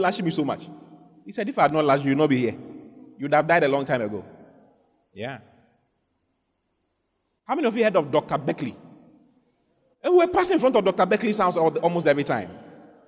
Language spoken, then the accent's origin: English; Accra, Greater Accra, Ghana; moved away as an adult; also born or lived in Dansoman; now in Kumasi, Ghana; I grew up in Accra. I was born in Dansoman. And I grew up in Accra for many years before I went to Kumasi to school, to university